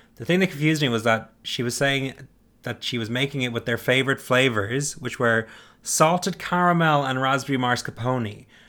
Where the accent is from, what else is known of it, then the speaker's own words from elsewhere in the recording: Ireland; I'm Irish